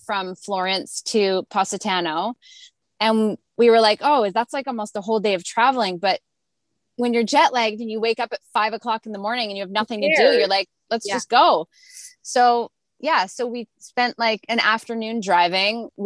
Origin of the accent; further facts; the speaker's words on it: Canada; We're North Americans. We came from Canada where poutine is our signature dish.